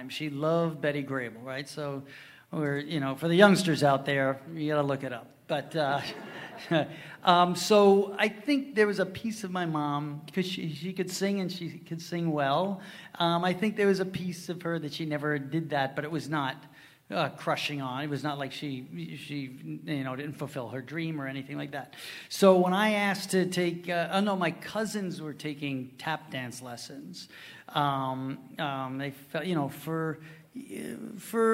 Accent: Huntington, New York, United States; I grew up in the Huntington, town of Huntington area

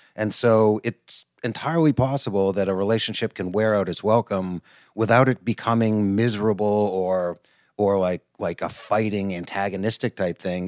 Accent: outside of Boston, Massachusetts, United States; also born or lived in New York; I live in Boston, Mass, and I grew up outside of Boston

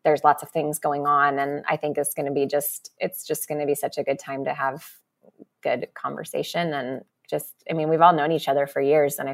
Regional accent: Colorado, United States; now in California, United States; we grew up in Colorado

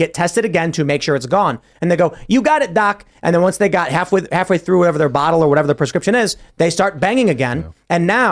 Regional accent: Chicago, Illinois, United States; now in West Virginia, United States; growing up in Chicago, my upbringing was fucking sex positive liberal across the board.

